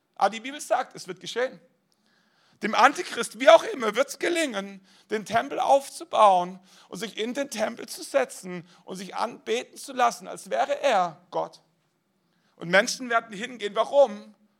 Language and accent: German; Germany; wir als Deutsche